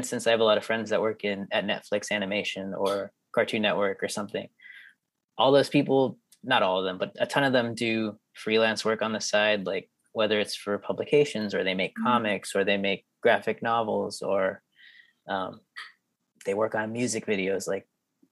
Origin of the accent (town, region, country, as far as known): Norwalk, California, United States; born or raised there; also born or lived in Florida